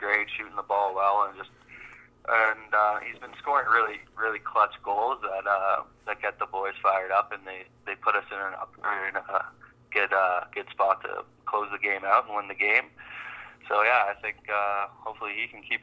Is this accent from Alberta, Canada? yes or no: no; Toronto area, Ontario, Canada; now in Halifax, Canada; growing up in the Toronto area, myself especially, grew up a Rock fan